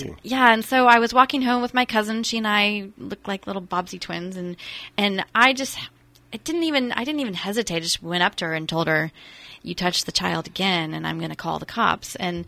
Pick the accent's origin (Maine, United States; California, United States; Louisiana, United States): California, United States; Santa Rosa; I was born and raised mostly in Santa Rosa.